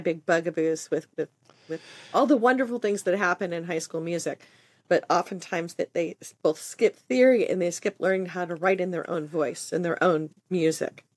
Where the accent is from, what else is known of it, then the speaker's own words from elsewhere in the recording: Southern California, United States; I grew up in Southern California